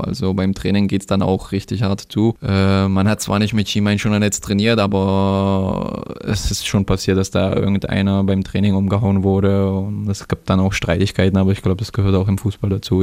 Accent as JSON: {"language": "German", "country": "Germany", "tie": "born or raised there", "also_born_or_lived": "Třinec, Czech Republic", "said": "Die Heimatstadt ist, äh, wo meine Geburtsort äh, ist, Trinec ist in Osten, wie du schon gesagt hast. Und da waren wir halt äh, bis unserem sechsten Lebensjahr. Dann sind wir nach Deutschland umgezogen"}